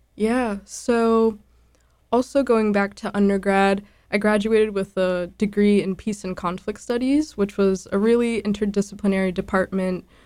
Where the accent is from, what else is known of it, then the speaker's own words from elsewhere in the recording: Boston, Massachusetts, United States; I grew up in Dorchester, born and raised